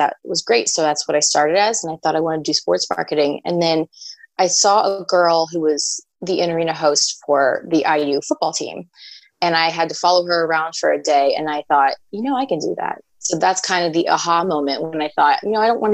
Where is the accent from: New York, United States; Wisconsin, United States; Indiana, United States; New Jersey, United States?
Indiana, United States; Southern; I am, born and raised in Southern Indiana.